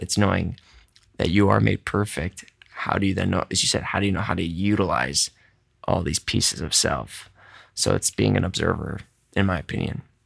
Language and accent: English; Midwest, United States; I'm a Caucasian from the Midwest, Polish background